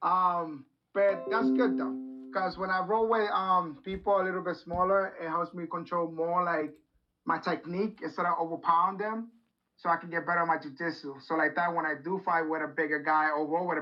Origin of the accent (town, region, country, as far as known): Rhode Island, United States; born or raised there